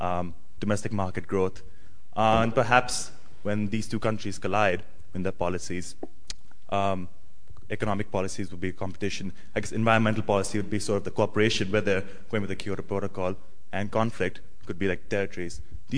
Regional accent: Delhi, India; I'm from Delhi.

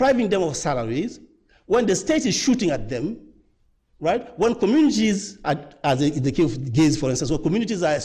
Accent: Guinea; moved away; I'm Francophone and of the French, former French Empire, I'm from Guinea

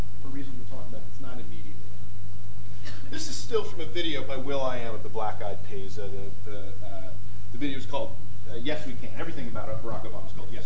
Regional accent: United States; I'm American

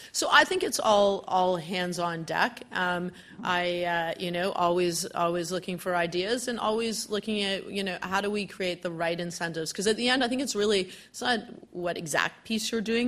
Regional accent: Vancouver, British Columbia, Canada; moved away as an adult; I'm originally from Vancouver, but I came here to do my Master's

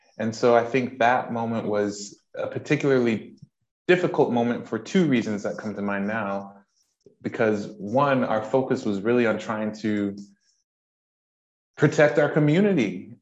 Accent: United States; moved away as an adult; now in United Kingdom; as you can tell from my accent, I am from the States, but I have been in the UK for 6 years

